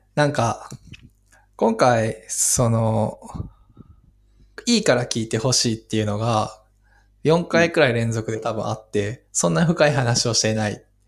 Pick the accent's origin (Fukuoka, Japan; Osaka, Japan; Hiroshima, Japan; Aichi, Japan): Osaka, Japan; 大阪のなんか出身だし